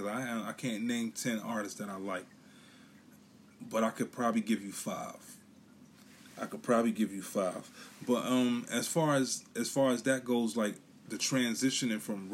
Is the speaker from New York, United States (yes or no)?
yes; New York City, New York, United States; now in Philadelphia, United States; I'm from Brooklyn. I live in Philly